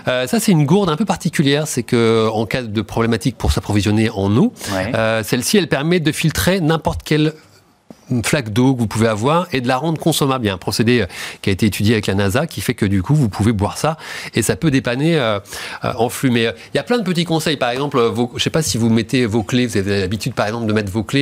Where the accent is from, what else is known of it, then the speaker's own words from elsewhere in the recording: Normandy, France; une région qui m'est chère, c'est la Normandie. Hmm. Euh, c'est une région, puisque euh, parce c'est là d'où je viens